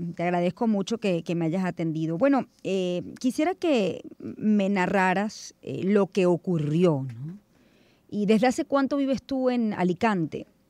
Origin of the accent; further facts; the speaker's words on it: Venezuela; yo soy venezolana, criollita